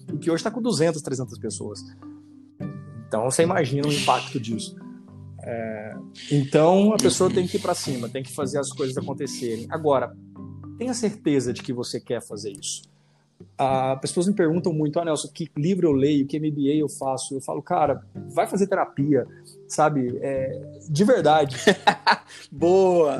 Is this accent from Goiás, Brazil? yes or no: yes; Jataí, Goiás, Brazil; moved away as an adult; also born or lived in Cuiabá, Mato Grosso; Eu sou goiano, sou de Jataí, interior de Goiás, e fui fazer faculdade em Cuiabá e acabei ficando aí durante 16 anos